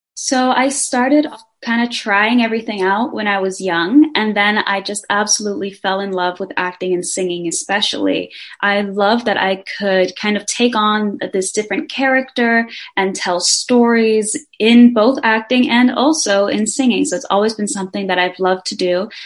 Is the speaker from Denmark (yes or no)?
yes; Denmark; I am from Denmark. I was born there, but I'm also half Brazilian